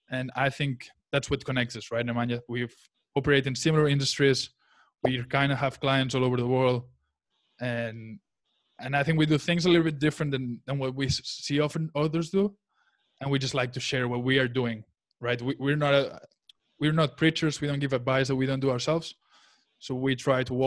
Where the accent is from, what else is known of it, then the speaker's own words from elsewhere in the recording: Barcelona, Catalonia, Spain; English is a second language; also born or lived in United States / Charlotte, North Carolina; I was born in the United States, but I was raised in Barcelona in Spain, where I'm right now with my family